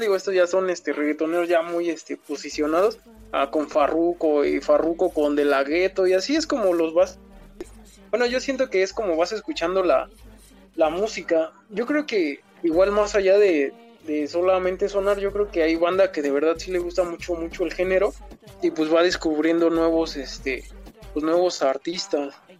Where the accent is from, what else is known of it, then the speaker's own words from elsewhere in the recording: Mexico City, Mexico; soy acá de la Ciudad de México, soy, soy chilango